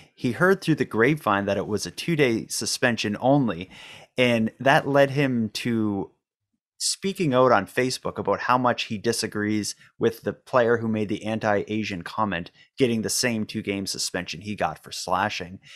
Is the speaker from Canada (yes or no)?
yes; Cape Breton, Nova Scotia, Canada; we're both from Cape Breton